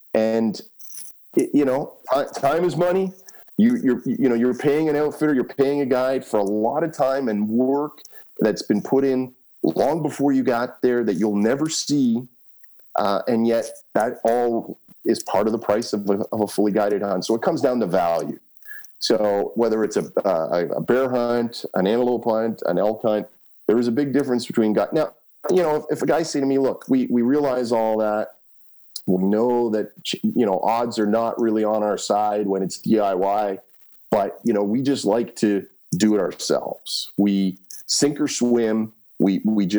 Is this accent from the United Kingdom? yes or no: no; Canada; I'm a kid from Canada who just got off a plane 2 hours ago